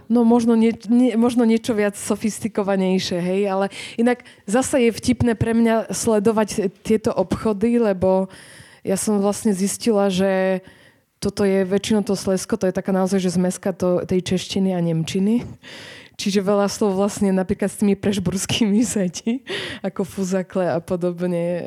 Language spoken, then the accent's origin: Slovak; southern Poland, Poland; Slovak is a second language; moved away as an adult; now in Bratislava, Slovakia; ja som z juhu Polska